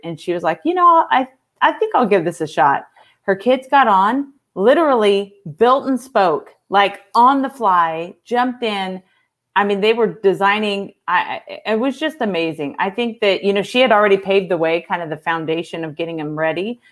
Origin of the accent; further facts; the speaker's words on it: California, United States; moved away; also born or lived in Texas; I'm actually from California